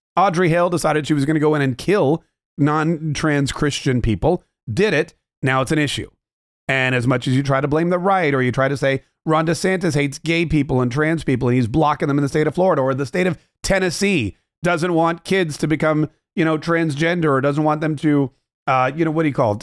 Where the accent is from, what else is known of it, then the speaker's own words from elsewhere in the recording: Canada; being Canadian